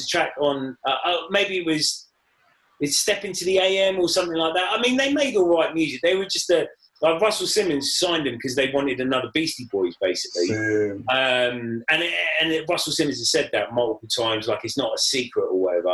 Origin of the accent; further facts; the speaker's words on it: Watford, East of England, United Kingdom; I'm from Watford